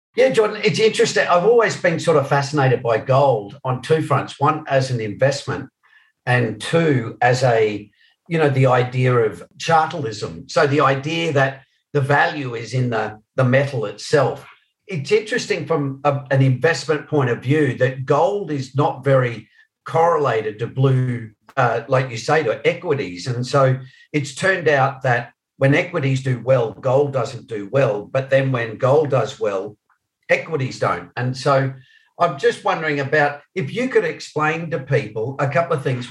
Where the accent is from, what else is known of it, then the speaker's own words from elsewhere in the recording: Australia; I'm the only Australian here